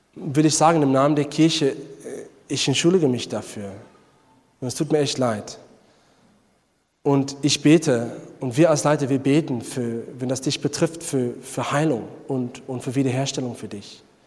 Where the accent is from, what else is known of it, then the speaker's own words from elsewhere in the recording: South Africa; German is a second language; moved away; Ich komme selber aus Südafrika